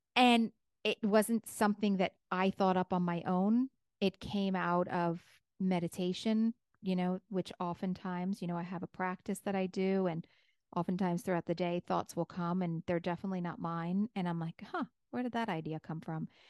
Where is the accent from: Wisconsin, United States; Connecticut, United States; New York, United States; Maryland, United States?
New York, United States; I'm a New Yorker.